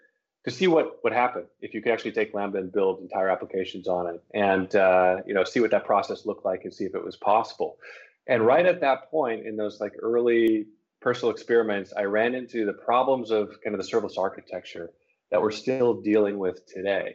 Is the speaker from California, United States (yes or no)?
yes; Los Angeles, California, United States; moved away as an adult; also born or lived in San Francisco Bay Area; I'm originally from Los Angeles